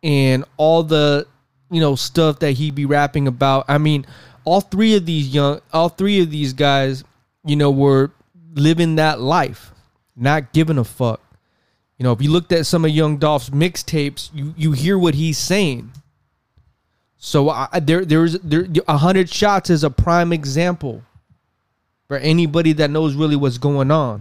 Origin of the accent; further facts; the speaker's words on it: West Coast, United States; I'm not from the South. I'm from the West Coast.